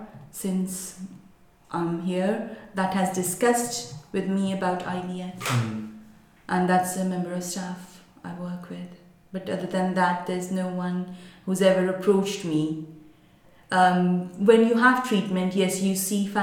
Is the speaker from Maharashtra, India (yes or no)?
yes; Mumbai, Maharashtra, India; moved away; we are from Mumbai. I came over here